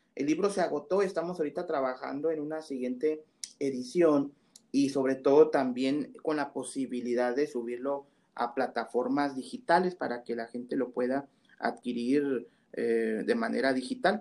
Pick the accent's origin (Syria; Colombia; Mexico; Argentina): Mexico; soy mexicano